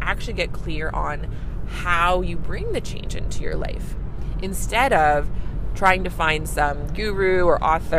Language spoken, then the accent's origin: English; Canada; I'm a Canadian family physician